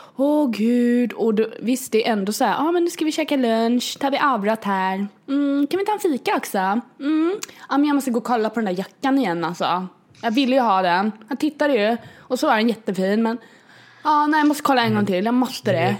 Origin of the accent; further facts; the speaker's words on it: Kalmar, Kalmar County, Sweden; jag är uppväxt här i Kalmar